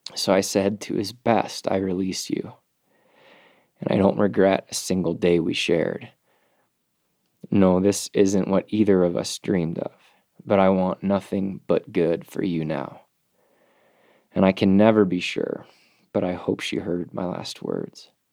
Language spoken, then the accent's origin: English; United States; as an American man